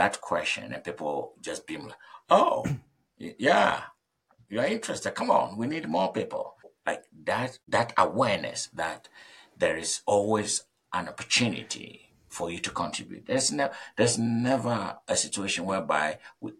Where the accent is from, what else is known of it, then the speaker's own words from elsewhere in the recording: Ghana; moved away as an adult; I'm coming from Ghana, and I know how our society works.